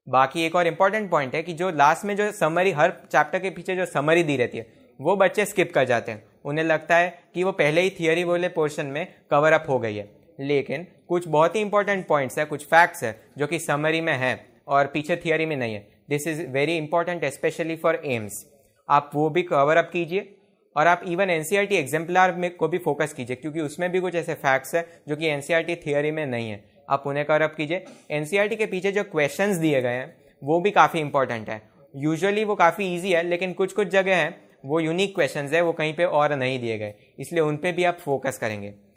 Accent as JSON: {"language": "Hindi", "region": "Gujarat", "country": "India", "said": "मैं गुजरात से हूं"}